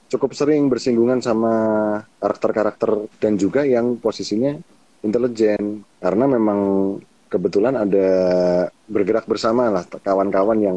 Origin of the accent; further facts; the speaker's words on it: Java, Indonesia; Nah, kebetulan di Hasanah aku sebagai orang Jawa itu juga Kak suung kayak Manekung